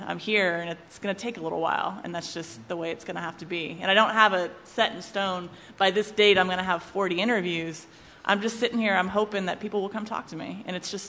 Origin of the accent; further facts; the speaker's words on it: West Coast, United States; now in Charlottesville, United States; I'm from the West Coast. I went to William & Mary. I don't have deep Charlottesville ties. I did live here for a while